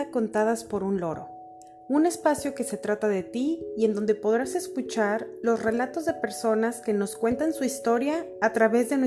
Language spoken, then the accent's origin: Spanish; San Francisco, California, United States; moved away as an adult; also born or lived in Montreal, California, United States; now in Mexico; Soy originario de San Francisco, California. Viví ahí desde mi nacimiento hasta los 24 años.